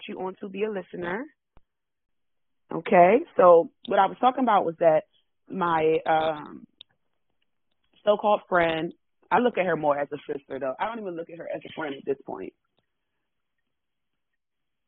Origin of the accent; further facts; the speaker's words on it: Washington, District of Columbia, United States; I am born and raised in Washington. Born and raised in Washington, D.C.